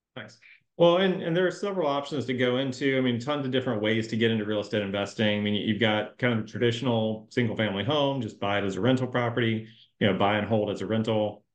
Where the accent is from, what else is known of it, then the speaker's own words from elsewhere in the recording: Jacksonville, Florida, United States; Jacksonville, my hometown